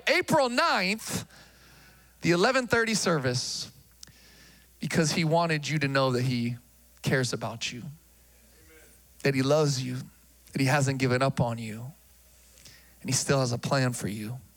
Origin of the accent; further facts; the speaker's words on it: Philippines; Uh, I'm Filipino.